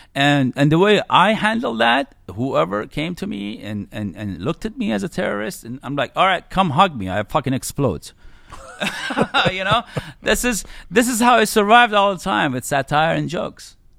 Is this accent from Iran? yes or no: yes; Iran; I was born in Iran and I grew up in the nineties in Iran